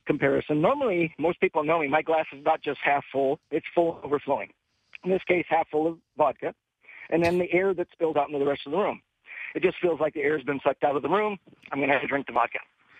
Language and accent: English; California, United States; born there; So I was born in California.